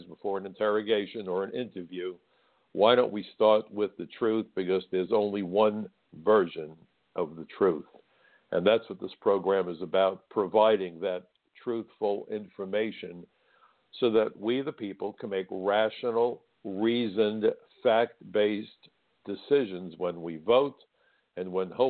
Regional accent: New York City, New York, United States; my hometown of New York City

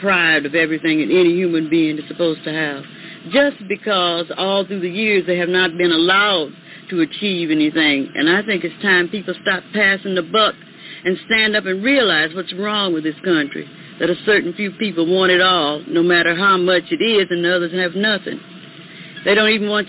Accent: United States; We're all Americans. I'm not an African. I'm descended from Africa, but I'm an American

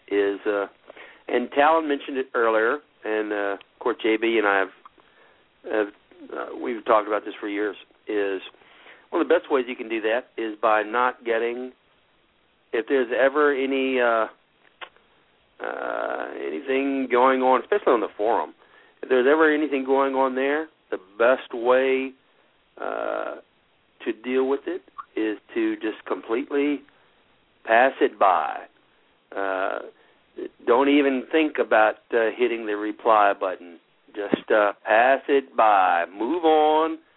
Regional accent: Texas, United States; as a Texan

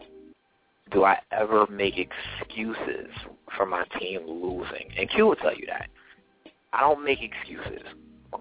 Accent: New Jersey, United States; I'm from New Jersey

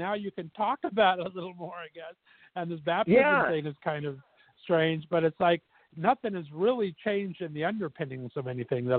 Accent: Australia; I'm an Aussie Mormon.

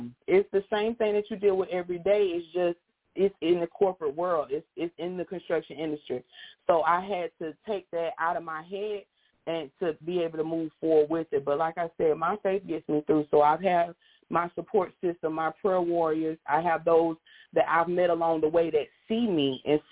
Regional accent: Pensacola, Florida, United States; I'm from Pensacola, Florida

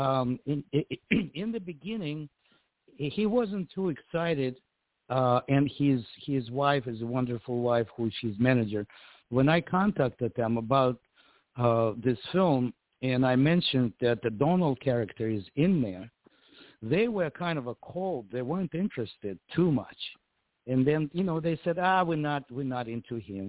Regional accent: Ukraine; now in United States; I was born and raised in Ukraine

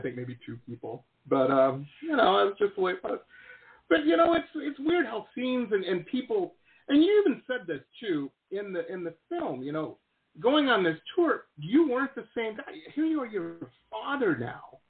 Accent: Detroit, Michigan, United States; moved away; growing up in Detroit

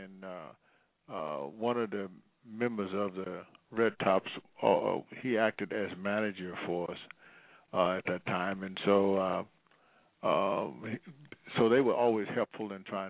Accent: Vicksburg, Mississippi, United States; now in Los Angeles, United States; until I moved from Vicksburg, Mississippi, to Los Angeles, California.

